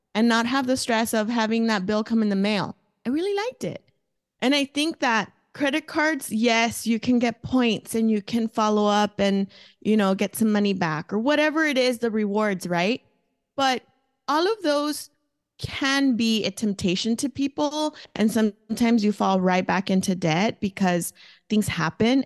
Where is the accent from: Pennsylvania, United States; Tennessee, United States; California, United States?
California, United States; Los Angeles; first language Spanish; English is a second language; moved away as an adult; also born or lived in Mexico (family); now in Phoenix, United States; I grew up in East L A, um, from Southern California. I was there until I was a young adult. and then moved to Phoenix, Arizona when I was twenty-two.